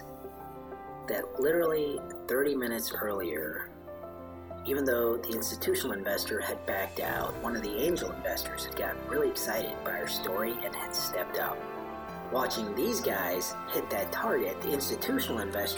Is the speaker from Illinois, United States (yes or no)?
yes; Chicago, Illinois, United States; moved away as an adult; also born or lived in India; now in Austin, United States; I was born in India. Moved to Chicago when I was 3